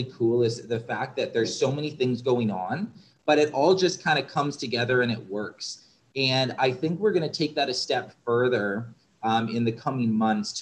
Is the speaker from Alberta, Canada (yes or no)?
no; Southern Ontario, Canada; moved away; I grew up in Southern Ontario